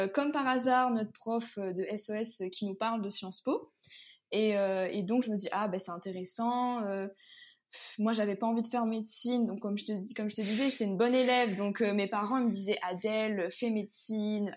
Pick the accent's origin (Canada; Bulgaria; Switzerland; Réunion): Réunion; Sainte-Suzanne; moved away as an adult; also born or lived in Saint-Denis, Réunion; now in Paris, France; je viens de La Réunion. Donc en fait, j'ai vécu donc, toute ma vie à Sainte-Suzanne